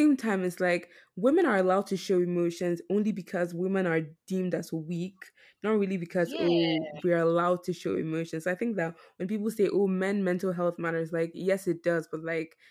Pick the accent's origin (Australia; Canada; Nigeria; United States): Nigeria; and also as Nigerian people